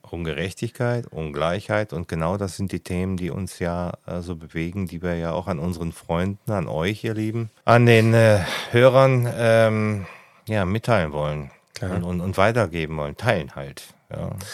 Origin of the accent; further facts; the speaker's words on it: Ruhr area, North Rhine-Westphalia, Germany; now in Lake Constance, Germany; ich komme ursprünglich mal aus dem Ruhrgebiet.